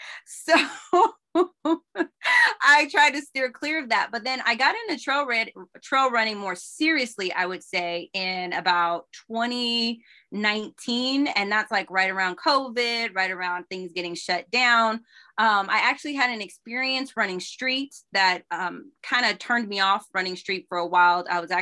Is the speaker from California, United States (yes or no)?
yes; California, United States; we grew up a little bit of everywhere, but predominantly in California. I went to all public schools from Granada to Hayward High, San Lorenzo.